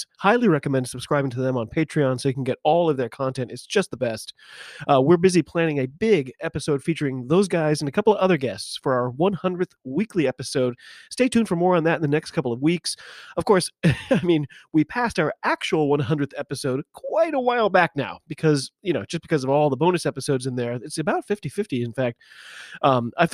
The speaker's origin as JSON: {"language": "English", "country": "United States", "said": "I'm an American rugby fan"}